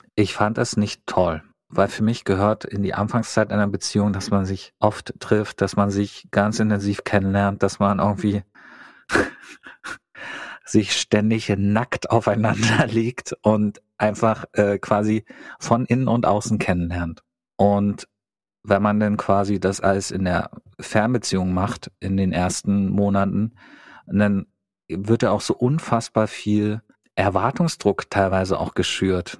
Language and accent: German; East Germany, Germany; moved away; ich komme aus dem Osten